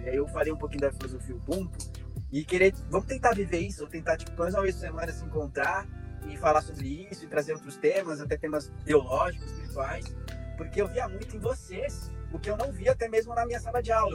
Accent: São Paulo, Brazil; moved away as an adult; also born or lived in Argentina / south of Brazil; Eu sou paulistano, nasci e em São Paulo mas eu, eu brinco que eu sou paulista de quebrado, eu sou paulista do centro

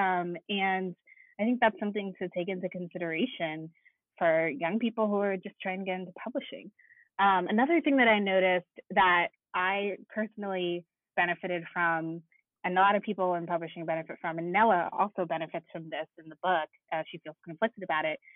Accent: Connecticut, United States; I'm from Connecticut

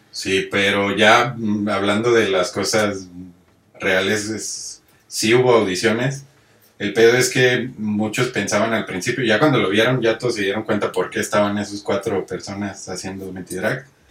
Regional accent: Monterrey, Nuevo León, Mexico; yo vengo de Monterrey

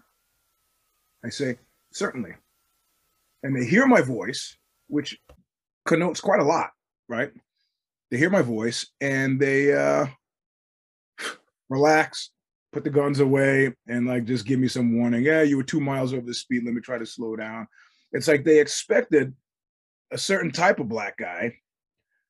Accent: New York, United States; now in California, United States; where are you from? I said, New York

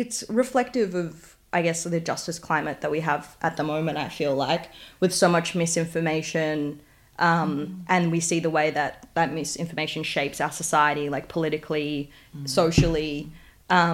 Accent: Sanur, Bali, Indonesia; moved away; So I grew up in Sanur, which is like in the southeast of Bali.

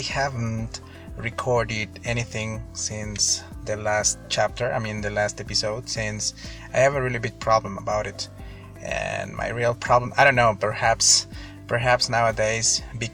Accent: Mexico; English is a second language; I'm from Mexico

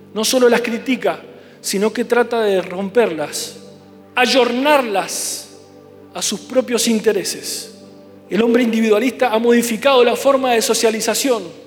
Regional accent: Mendoza, Argentina; como mendocinos

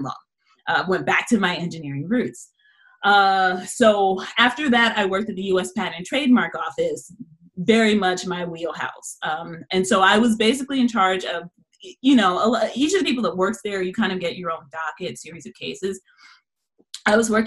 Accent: Los Angeles, California, United States; moved away; I'm originally from Los Angeles, California.

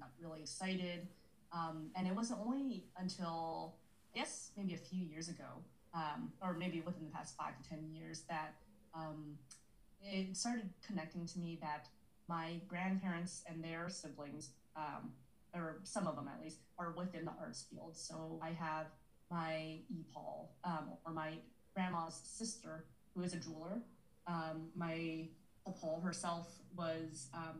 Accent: San Francisco, California, United States; I grew up in San Francisco, born and raised

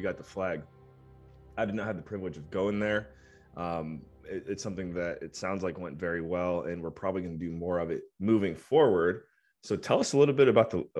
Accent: Cleveland, Ohio, United States; moved away; also born or lived in Canada; so I'm from Cleveland, Ohio

